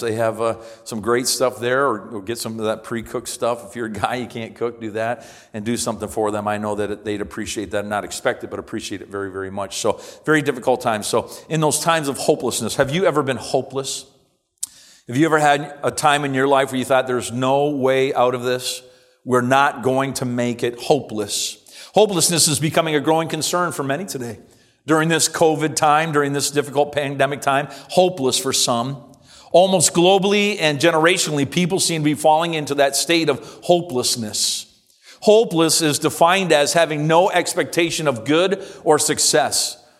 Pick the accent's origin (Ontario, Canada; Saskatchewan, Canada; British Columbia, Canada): Ontario, Canada; Simcoe; moved away as an adult; I was born and raised here in Simcoe and attended this church from a child all the way up to college